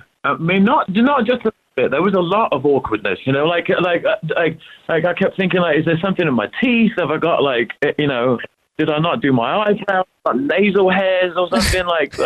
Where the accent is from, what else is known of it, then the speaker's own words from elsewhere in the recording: London, United Kingdom; moved away; I'm originally from London.